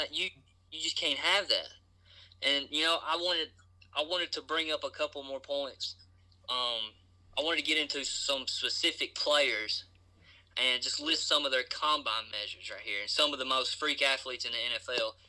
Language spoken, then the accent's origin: English; Clay County, Kentucky, United States; I'm from Clay County, Kentucky